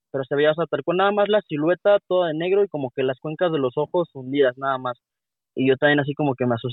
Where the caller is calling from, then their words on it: Querétaro, Mexico; Le llamo de la ciudad de Querétaro.